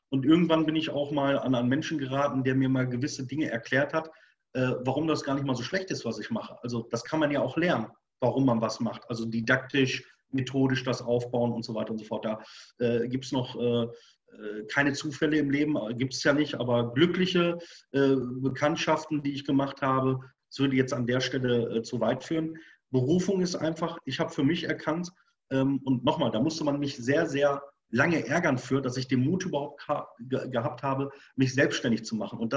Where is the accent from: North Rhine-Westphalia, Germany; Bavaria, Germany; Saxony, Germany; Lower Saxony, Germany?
North Rhine-Westphalia, Germany; Bochum; Ich komme nicht aus dem Jägerhaushalt. Ich komme von der Königsallee, von Bochum. Ich bin Bochumer Jung. Da ist nichts mit Wald oder irgendwas, ja.